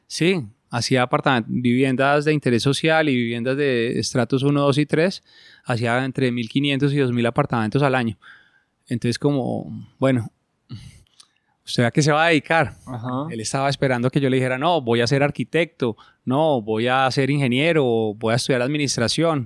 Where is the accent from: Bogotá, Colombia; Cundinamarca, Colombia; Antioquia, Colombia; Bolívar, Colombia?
Bogotá, Colombia; moved away as an adult; also born or lived in Argentina / Spain; yo nací en Bogotá